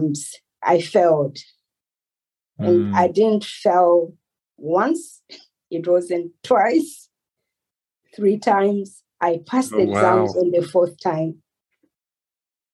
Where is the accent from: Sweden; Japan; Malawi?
Malawi; moved away as an adult; also born or lived in Cape Town, South Africa; now in Surrey, United Kingdom; Originally, I'm from Malawi